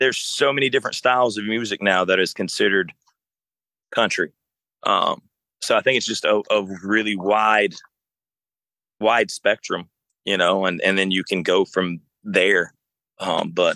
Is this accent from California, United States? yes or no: no; South Alabama, United States; I grew up in South Alabama